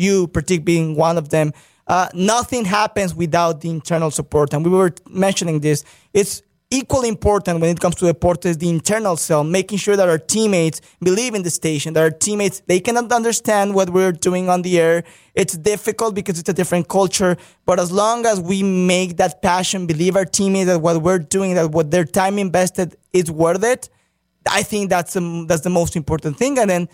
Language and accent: English; Mexico; moved away; I'm from Mexico